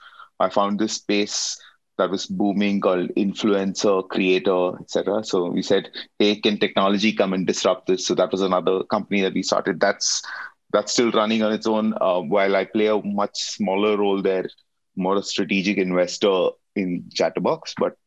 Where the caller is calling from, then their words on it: Mumbai, Maharashtra, India; I'm signing in from Bombay in India.